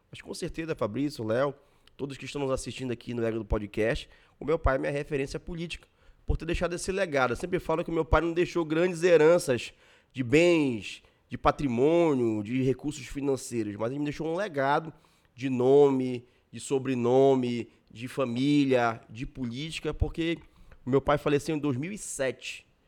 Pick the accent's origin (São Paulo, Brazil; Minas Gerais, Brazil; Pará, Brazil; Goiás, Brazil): Pará, Brazil; Ananindeua; Eu também nasci e me criei em Ananindeua, né? Nossa vida toda foi em A minha família mora em Ananindeua, a gente mora em Ananindeua, né?